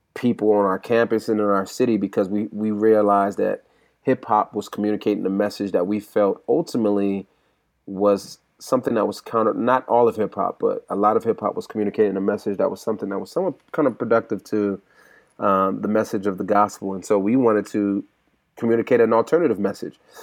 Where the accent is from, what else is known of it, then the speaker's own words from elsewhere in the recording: California, United States; I'm from California as well